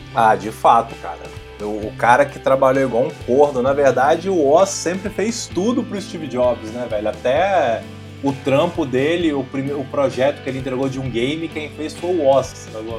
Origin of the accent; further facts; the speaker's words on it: Vila Velha, Espírito Santo, Brazil; sou de Vila Velha, Espírito Santo